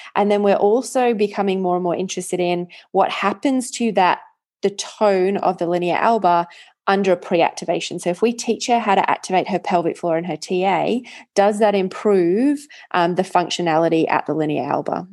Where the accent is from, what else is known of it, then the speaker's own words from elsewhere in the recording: England, United Kingdom; moved away; I grew up in England